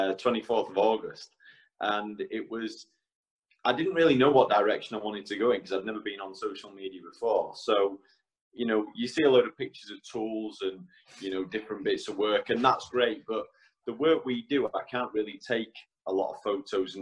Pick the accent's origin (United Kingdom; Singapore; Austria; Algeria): United Kingdom; Ruthin, Wales; also born or lived in Isle of Man; So I grew up in a small town called Ruthin in North Wales. So I am a Welshman.